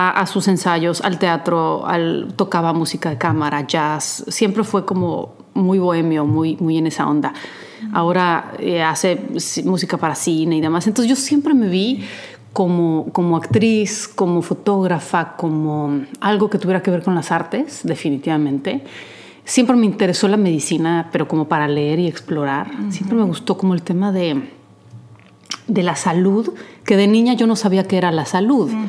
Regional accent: Poland; De chica me gustaba, en Polonia iba a clases de teatro, incluso a un taller.

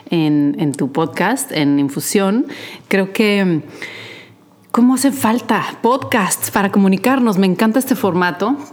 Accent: Poland; De chica me gustaba, en Polonia iba a clases de teatro, incluso a un taller.

